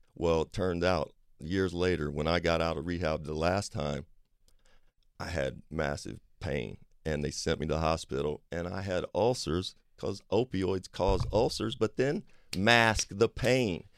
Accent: Kentucky, United States; I grew up in Kentucky

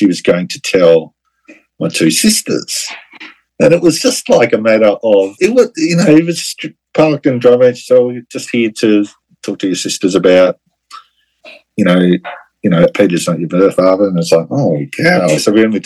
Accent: Australia; I'm 50, just turned 52, and I'm from Australia

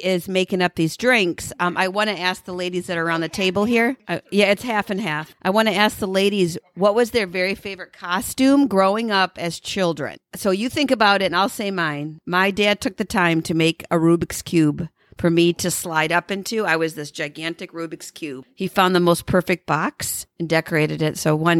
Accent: Wyoming, United States; I grew up in Wyoming.

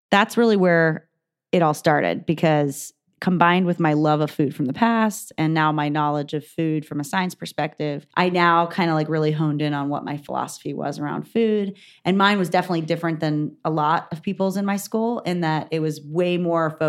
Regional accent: Saudi Arabia; born there; so I was born in 1981 in Saudi Arabia.

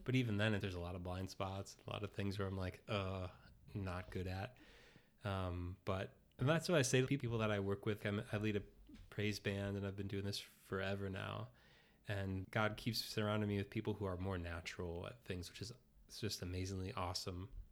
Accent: Oak Park, Illinois, United States; I grew up in Oak Park, Illinois, so suburb of Chicago

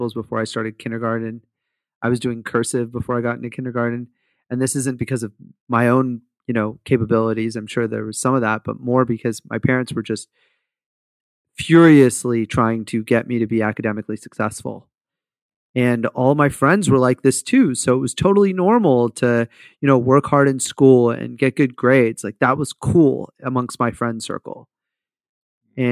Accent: Fremont, California, United States; I grew up in Fremont, which is like this community in the Bay Area in California

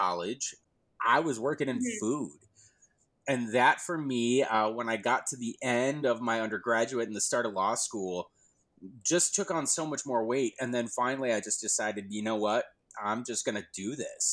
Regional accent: La Farge, Wisconsin, United States; Lafarge, Wisconsin, my hometown.

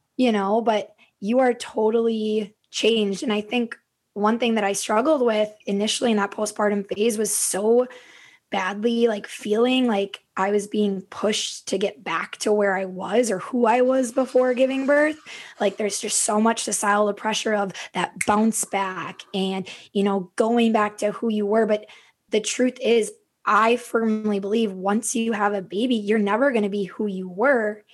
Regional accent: Stillwater, Minnesota, United States; also born or lived in Lake Elmo, Minnesota; I am a Minnesota native. I grew up in Stillwater, Minnesota, and I now live in Lake Elmo

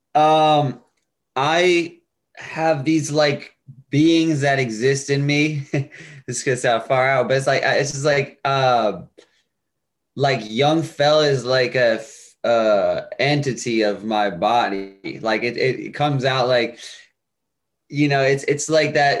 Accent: Bridgeport, Connecticut, United States; I was born in Connecticut, um, Bridgeport, Connecticut, and I was raised there as well

